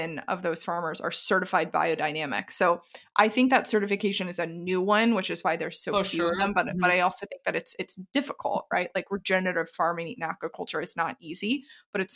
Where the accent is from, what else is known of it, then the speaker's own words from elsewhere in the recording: the South, United States; moved away; I was originally from the South